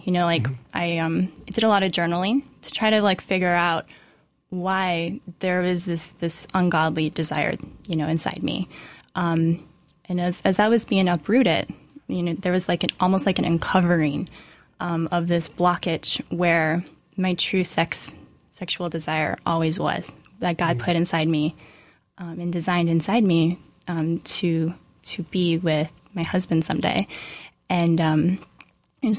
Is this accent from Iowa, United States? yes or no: yes; Iowa, United States; moved away as an adult; now in New York, United States; I'm actually from Iowa.